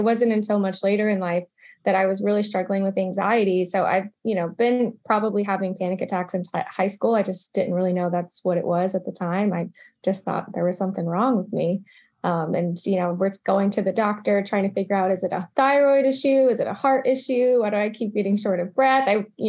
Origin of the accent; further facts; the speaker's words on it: Charlottesville, Virginia, United States; also born or lived in Georgia / Maryland; So I grew up in the South. Little bit all over. Started in Charlottesville, Virginia, moved to Georgia, spent some time in Atlanta, then Augusta, then was in Maryland for a second and came back to Virginia.